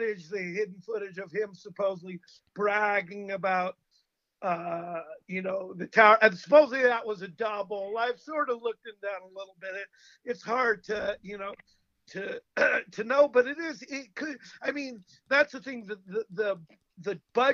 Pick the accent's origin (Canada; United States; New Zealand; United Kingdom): United States